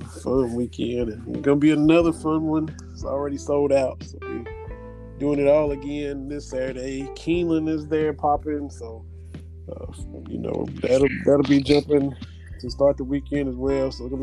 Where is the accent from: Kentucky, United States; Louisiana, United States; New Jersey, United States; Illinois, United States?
Kentucky, United States; Kentucky–Tennessee border, United States; now in Tennessee, United States; growing up along the border